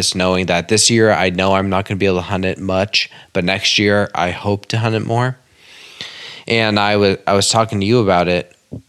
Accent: Maine, United States; now in Massachusetts, United States; Obviously, you guys know that I'm in Mass from Maine.

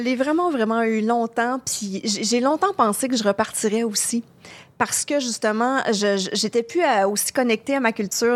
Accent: Quebec, Canada; accent: gros accent québécois; mon gros accent québécois euh, extrême

